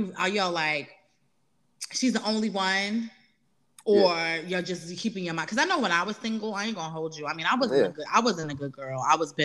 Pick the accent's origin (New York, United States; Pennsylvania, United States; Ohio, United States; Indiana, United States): New York, United States; I'm from New York